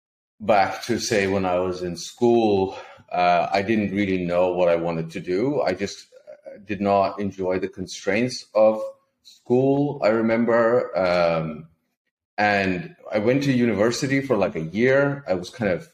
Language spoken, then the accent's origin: English; Lithuania; moved away as an adult; also born or lived in Ireland; I'm from a small country in Eastern Europe, Lithuania